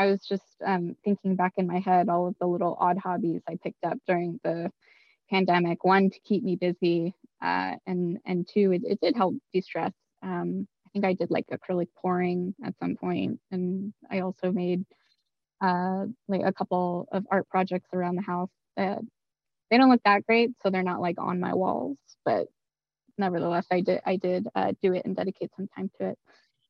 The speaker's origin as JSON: {"language": "English", "town": "Los Angeles", "region": "California", "country": "United States", "tie": "born or raised there", "said": "So I grew up in South Central Los Angeles. And for those folks who don't know, it has a reputation of being a dangerous place to live. Definitely not, a nice area"}